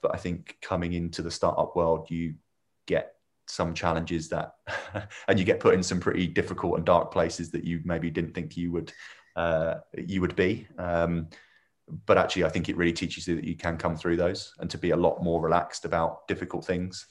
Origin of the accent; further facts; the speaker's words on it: Milton Keynes, South East England, United Kingdom; also born or lived in Northampton; I was born and bred in Milton Keynes